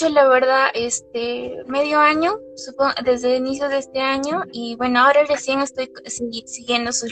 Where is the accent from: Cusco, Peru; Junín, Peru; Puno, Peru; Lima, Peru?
Cusco, Peru; Eh, no, Cusco.